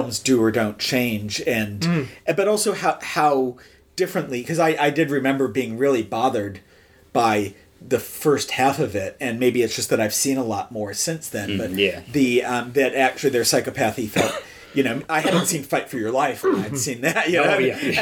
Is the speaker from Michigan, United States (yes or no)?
yes; Michigan, United States; moved away; also born or lived in Texas; growing up in Michigan